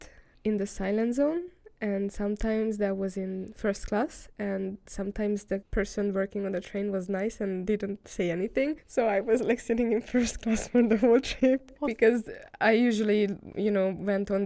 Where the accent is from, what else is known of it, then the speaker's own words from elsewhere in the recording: Hungary; moved away as an adult; now in Denmark; I'm from Hungary